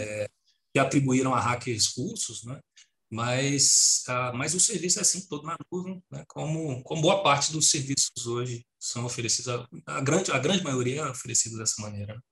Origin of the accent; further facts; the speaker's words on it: Brazil; now in Portugal; nós somos brasileiros